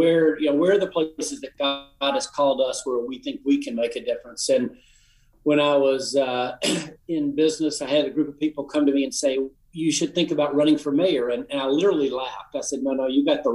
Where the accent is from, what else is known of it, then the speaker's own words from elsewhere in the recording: Appalachian Tennessee, United States; I'm from the Appalachian part of the state